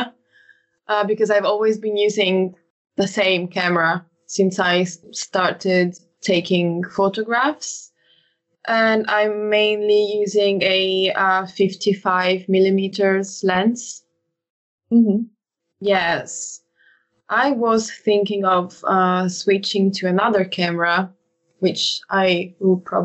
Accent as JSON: {"language": "English", "country": "Italy", "said": "I'm from Italy."}